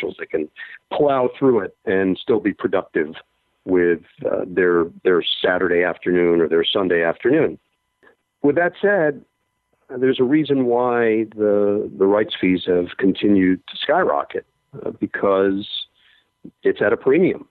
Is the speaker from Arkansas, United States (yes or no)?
no; New York City, New York, United States; when I grew up in Forest Hills